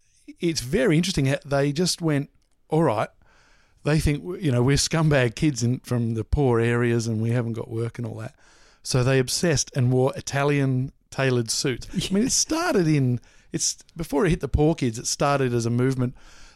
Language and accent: English; Mooroolbark, Victoria, Australia; No, Moorabbark.